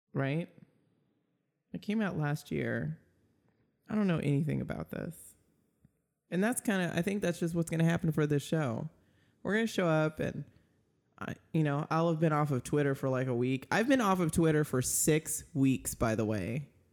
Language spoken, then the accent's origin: English; Minnesota, United States; I was born in Minnesota